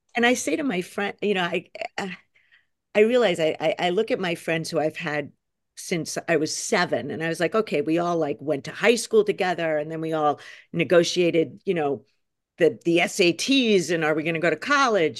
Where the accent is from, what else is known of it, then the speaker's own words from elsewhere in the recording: New York, United States; I'm a New Yorker